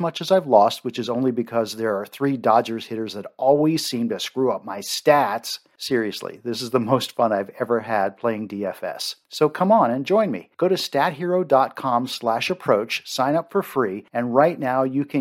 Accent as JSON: {"language": "English", "region": "Maryland", "country": "United States", "tie": "born or raised there", "said": "I grew up in Maryland, you know I love my seafood"}